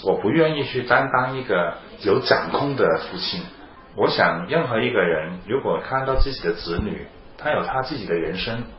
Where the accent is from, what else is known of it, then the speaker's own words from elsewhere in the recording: China; 我们作为中国人的一分子，我们可以做一些什么？